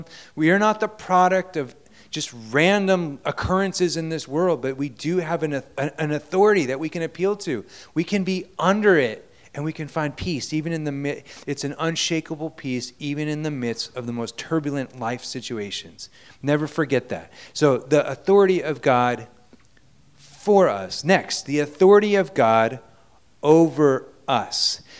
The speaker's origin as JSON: {"language": "English", "country": "Japan", "tie": "born or raised there", "said": "I went to a Christian school. I grew up in Japan."}